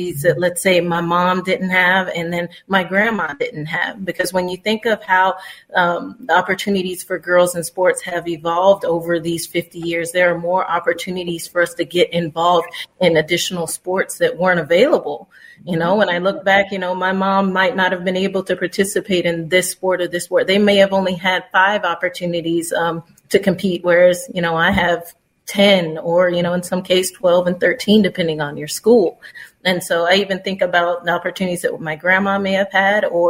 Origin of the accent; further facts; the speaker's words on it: Florida, United States; I was born and raised in Florida